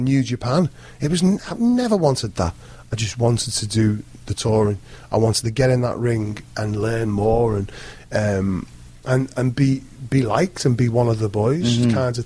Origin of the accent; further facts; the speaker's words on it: Liverpool, North West England, United Kingdom; someone from Liverpool was like kind of frowned upon. I was the only Liverpool wrestler